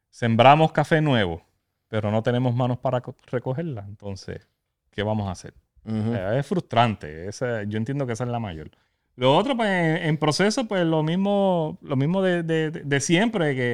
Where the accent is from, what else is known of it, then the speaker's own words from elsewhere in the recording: Utuado, Puerto Rico; soy de Utuado, de Ciales.